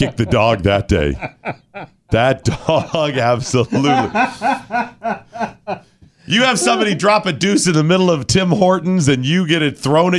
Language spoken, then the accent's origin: English; the North, United States; moved away; I was raised in the North on Dunkin'